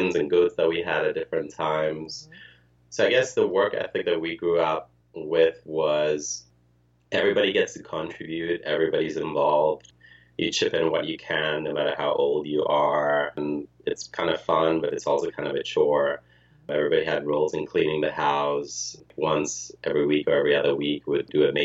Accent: Ghana; moved away as an adult; also born or lived in Ukraine; now in United States; I was born in the Soviet Union, in Ukraine, moved to Ghana, grew up and was raised in Ghana, and then moved to the U.S. for college.

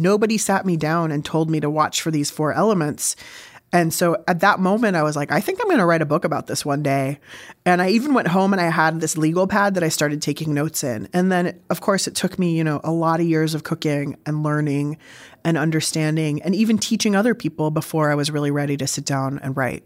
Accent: San Diego, California, United States; also born or lived in Berkeley; I grew up in San Diego

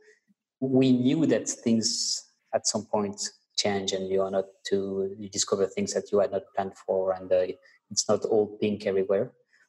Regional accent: France; English is a second language; moved away as an adult; now in Mauritius; I'm French

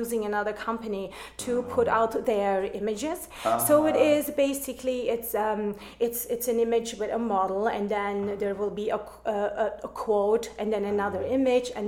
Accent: Berlin, Germany; English is a second language; moved away as an adult; also born or lived in Istanbul, Turkey; now in United States; I'm born in Istanbul, but grew up in Berlin, actually

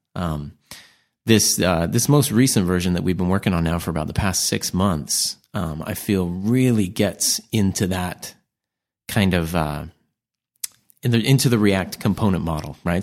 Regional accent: United States; As American

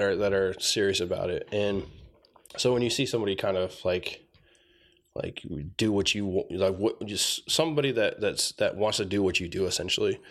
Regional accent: Tucson, Arizona, United States; moved away as an adult; also born or lived in San Manuel, Arizona / Safford, Arizona / Oklahoma City; I was born here in Tucson, uh, born at T M C

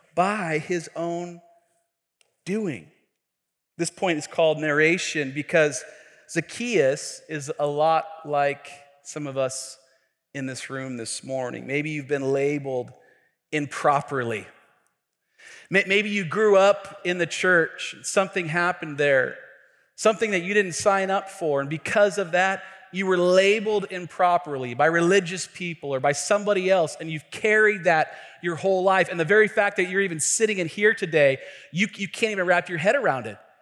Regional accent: Tacoma, Washington, United States; I grew up in a neighborhood here in Tacoma

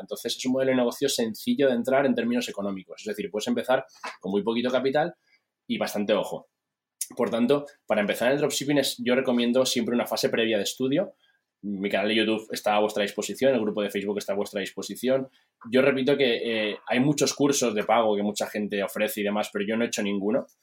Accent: Spain; soy, soy español

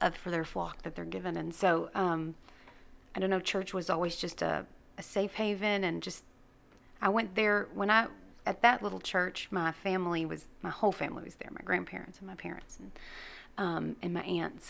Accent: Gladewater, Texas, United States; I grew up in First Christian Gladewater

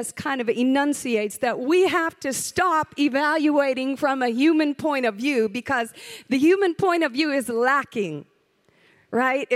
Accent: the South, United States; I'm from the South

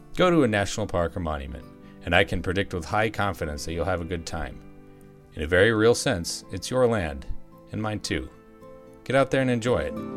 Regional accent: United States

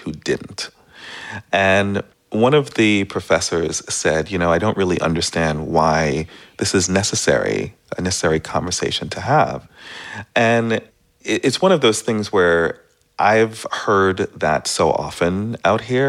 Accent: East Coast, United States; moved away as an adult; also born or lived in Caribbean / New York City; now in San Francisco, United States; I grew up on the East Coast and I'm from the Caribbean

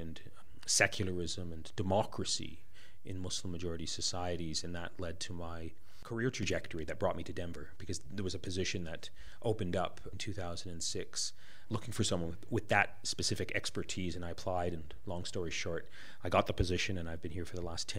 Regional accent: Canada; also born or lived in Iran; now in United States; I'm the child of immigrant parents from the Middle East. I was born and raised in Canada. My upbringing in Canada was deeply shaped by the turmoil in the Middle East.

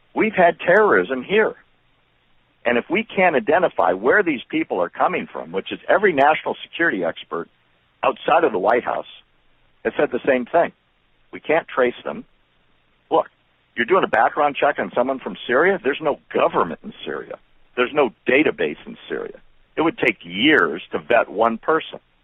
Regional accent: Chicago, Illinois, United States; I was born in Chicago

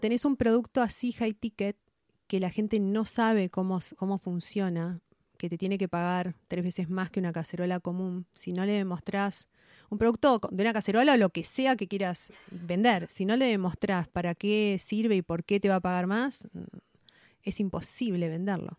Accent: Venado Tuerto, Santa Fe, Argentina; nací en Venado Tuerto, en provincia de Santa Fe. Eh, vivíamos en el campo, mi mamá, mi papá y mi hermano. Eh, estudié en un colegio del Estado

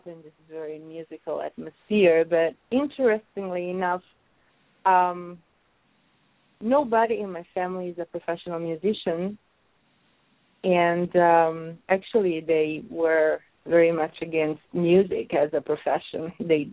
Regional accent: Rome, Lazio, Italy; English is a second language; moved away as an adult; also born or lived in Sicily / New York City; So I was born in Sicily, but I grew up in Rome. 1 week after my birth, my parents, they went back to Rome. So I consider Rome my hometown

